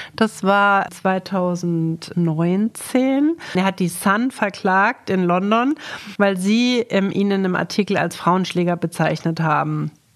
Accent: Germany; bei uns in Deutschland

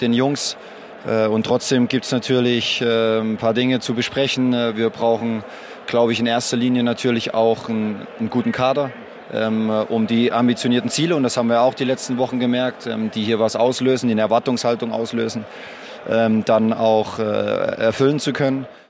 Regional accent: Leipzig, Saxony, Germany; ist meine Heimatstadt

